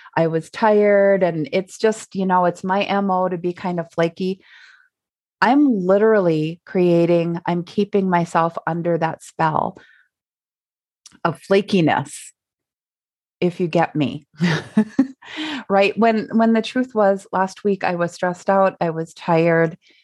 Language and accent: English; Minnesota, United States; we're from Minnesota